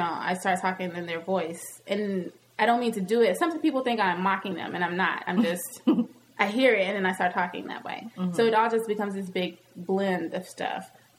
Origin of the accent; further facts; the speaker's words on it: the South, United States; accent: Southern; Hmm. That sounded real southern. My accent came out right there.